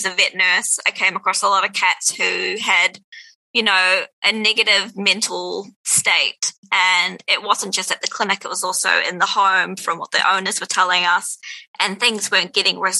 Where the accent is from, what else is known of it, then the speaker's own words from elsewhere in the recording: New Zealand; when I was a kid, it was like a lot of people growing up in New Zealand